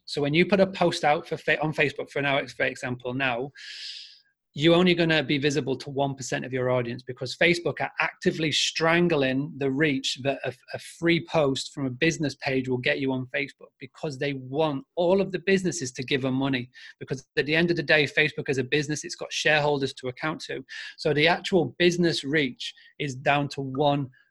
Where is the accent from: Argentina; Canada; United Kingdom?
United Kingdom; Yorkshire and the Humber; accent: Yorkshire; my Yorkshire accent